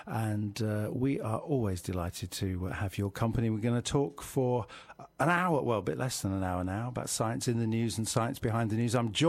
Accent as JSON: {"language": "English", "region": "Midlands", "country": "United Kingdom", "moved": "yes", "lives_now": "Bristol, United Kingdom", "said": "I come from the Midlands"}